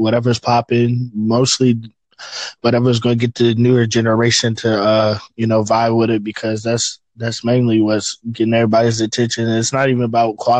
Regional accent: North Carolina, United States; now in Richmond, Virginia, United States; I'm from Richmond, Virginia. Well, that's where I'm located now. I'm originally from North Carolina

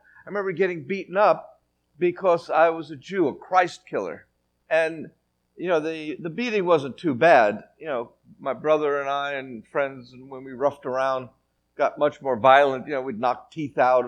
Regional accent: New York City, New York, United States; moved away as an adult; now in Western Galilee, Israel; Growing up in the Bronx, that's a little town on the East Coast, we have a baseball team where I grew up called the New York Yankees

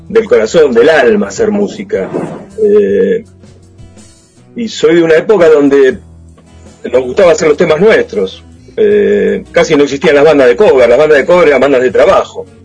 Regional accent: Mar del Plata, Buenos Aires Province, Argentina; soy de Mar del Plata, pero en realidad amo Mar del Plata y voy todo el tiempo que puedo.

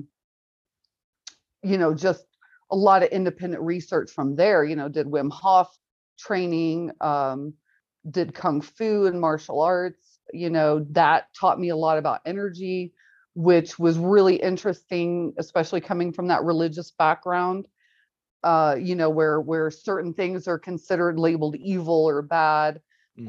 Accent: Kansas City, Missouri, United States; I grew up in Kansas City, Missouri side.

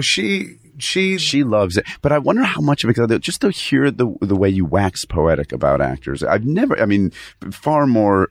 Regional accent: Fairfield, Connecticut, United States; in Connecticut, Fairfield, Connecticut.

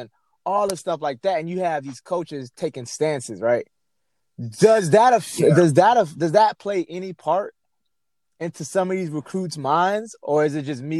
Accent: North Miami, Florida, United States; moved away; also born or lived in Atlanta, Georgia; I grew up in North Miami, Little Haiti as well. Then I moved to, like, Atlanta. But my entire life growing up, it's been around predominantly black neighborhoods my entire life, right?

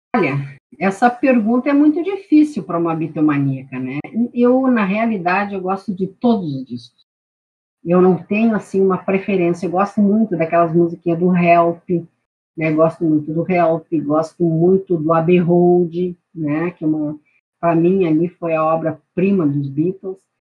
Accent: Santana do Livramento, Rio Grande do Sul, Brazil; now in Porto Alegre, Brazil; eu sou, sou de Santana do Livramento

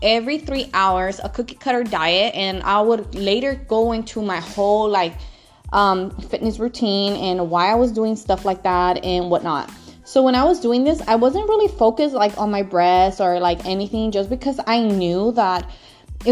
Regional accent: Los Angeles, California, United States; now in Northern California, United States; I am located in Northern California, but I'm originally from Los Angeles

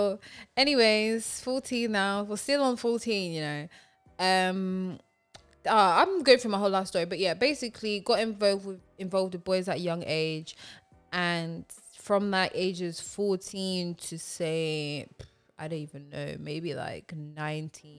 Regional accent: London, United Kingdom; I grew up in Tottenham

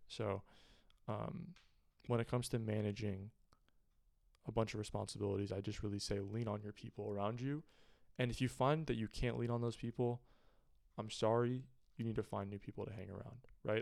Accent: Pleasanton, California, United States; Pleasanton, my hometown, is, is a relatively affluent area

